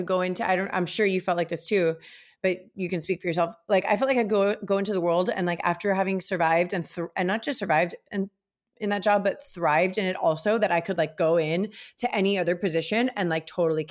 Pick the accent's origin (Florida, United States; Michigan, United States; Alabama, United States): Florida, United States; Miami; also born or lived in Los Angeles; I was born and raised here in Miami